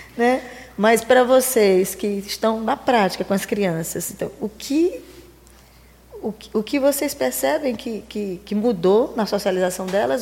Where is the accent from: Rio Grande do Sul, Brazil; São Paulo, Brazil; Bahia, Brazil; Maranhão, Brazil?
Maranhão, Brazil; interior of; eu sou do interior do Maranhão